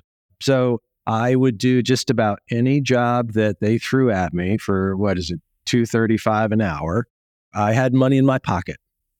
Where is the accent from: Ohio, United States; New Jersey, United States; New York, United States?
Ohio, United States; growing up in Northeast Ohio, you did all of the sports.